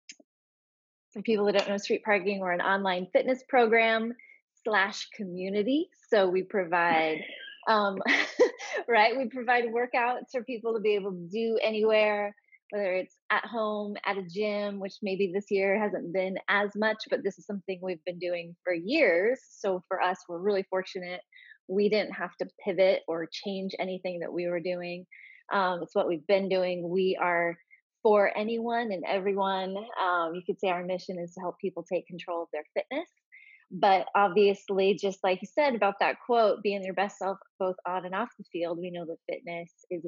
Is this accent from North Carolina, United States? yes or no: no; Portland, Oregon, United States; I'm actually from Portland, so I am not a transplant.